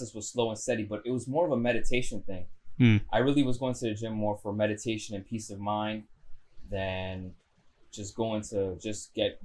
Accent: New York City, New York, United States; I was born and raised in Astoria

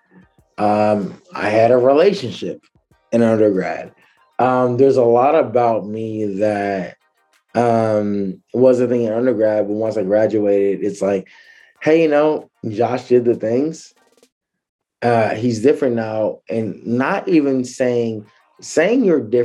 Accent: Michigan, United States; moved away as an adult; also born or lived in Minnesota / Virginia; now in Los Angeles, United States; I moved from Michigan when I was 23. I moved to Minnesota.

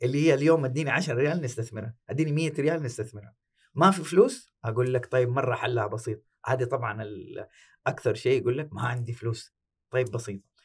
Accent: Saudi Arabia; عندنا في السعوديه

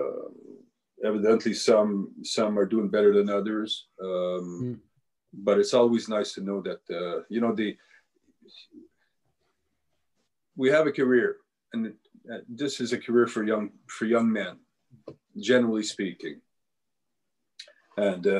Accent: New Brunswick, Canada; now in Ottawa, Canada; I'm Acadian, I come from New Brunswick

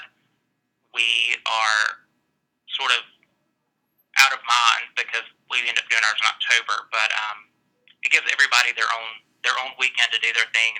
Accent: Tuscaloosa, Alabama, United States; I was born and raised here in Tuscaloosa, Alabama

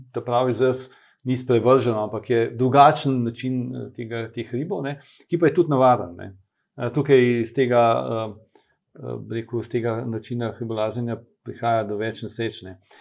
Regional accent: Ljubljana, Slovenia; moved away as an adult; now in Kamnik, Slovenia; jaz sem pač Ljubljančan, bil ne, zdaj sem že dolg časa v, kam, v Kamniku

